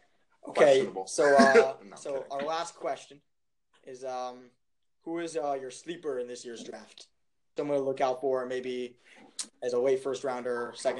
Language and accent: English; Silver Spring, Maryland, United States; Silver Spring, Maryland.